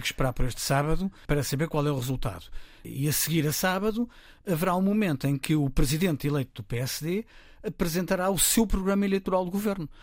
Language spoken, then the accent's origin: Portuguese; Lisbon, Portugal; accent: Lisbon pronunciation; Sou cá de Lisboa